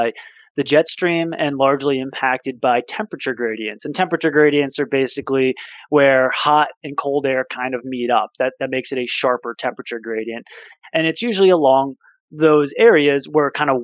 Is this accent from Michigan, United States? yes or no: no; Northwest New Jersey, United States; growing up in Northwest New Jersey